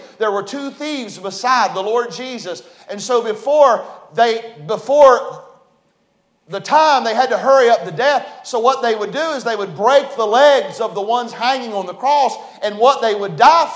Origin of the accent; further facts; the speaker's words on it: West Virginia, United States; accent: hillbilly talk; We're from West Virginia. I'm a hillbilly.